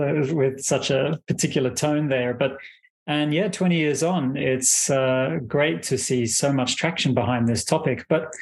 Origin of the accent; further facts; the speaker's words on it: Australia; moved away; I'm originally from Australia. That's where I was born and raised